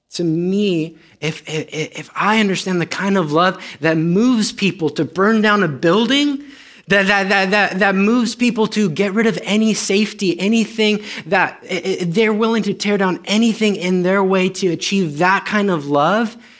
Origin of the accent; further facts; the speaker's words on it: Romania; first language Romanian; English is a second language; moved away; I'm Romanian.